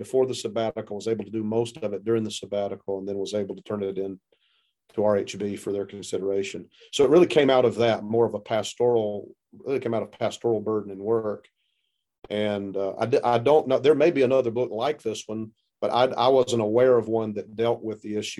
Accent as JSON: {"language": "English", "region": "South Carolina", "country": "United States", "moved": "yes", "said": "I'm from South Carolina originally. You can tell by the way I talk, I'm not from the Midwest"}